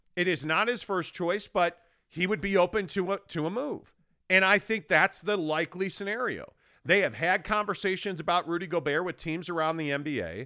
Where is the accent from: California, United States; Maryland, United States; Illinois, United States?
Illinois, United States; moved away; a kid growing up in Illinois